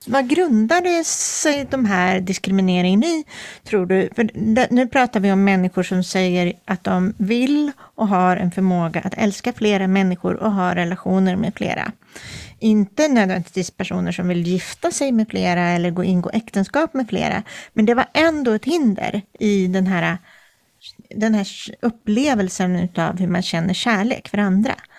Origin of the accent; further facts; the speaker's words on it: Sweden; jag är svensk och uppvuxen i ett eh, samhälle baserat på den kristna tron